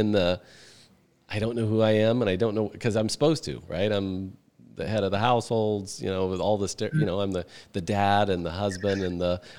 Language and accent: English; Midwest, United States; I've been to gong baths, and I'm from the Midwest.